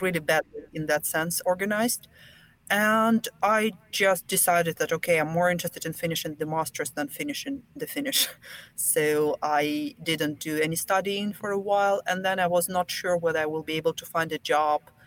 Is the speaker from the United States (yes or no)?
no; Belarus; first language Russian; English is a second language; moved away as an adult; now in Finland; I'm from Belarus, so we have two national languages, Russian and Belarusian.